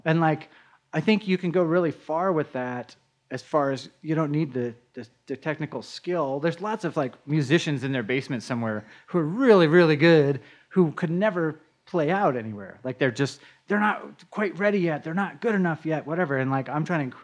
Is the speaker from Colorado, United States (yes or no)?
yes; Denver, Colorado, United States; I'm a Denver native. I was born right on Colorado Boulevard. And grew up in Denver. I've never moved out of state